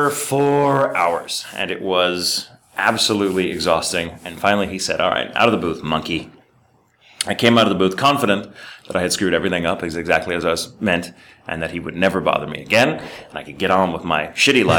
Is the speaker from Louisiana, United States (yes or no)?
no; Dallas, Texas, United States; the area where I grew up in Dallas